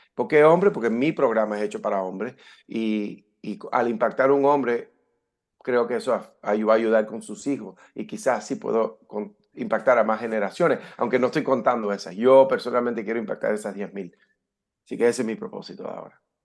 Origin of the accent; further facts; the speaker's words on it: California, United States; moved away as an adult; also born or lived in Havana, Cuba; now in Florida, United States; me crié aquí en Estados Unidos. Eh, directo de cuando aterrizamos, llegamos ahí a Cayo Hueso, al puerto, a la base naval, directamente nos fuimos a California, donde me crié y viví por 20 años